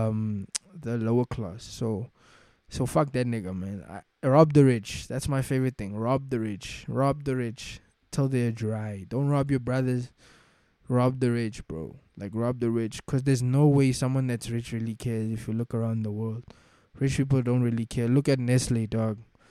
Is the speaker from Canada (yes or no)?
no; South Africa; as a South African